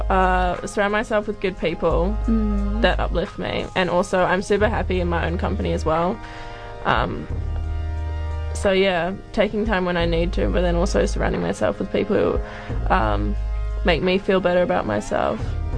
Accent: Auckland, New Zealand; born there; also born or lived in Singapore / Australia; But I've lived in Australia as well, and I was born in Auckland.

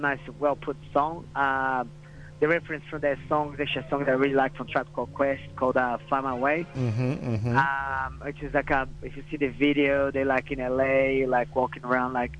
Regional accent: São Paulo, Brazil; now in New Zealand; São Paulo, my hometown, so in Brazil.

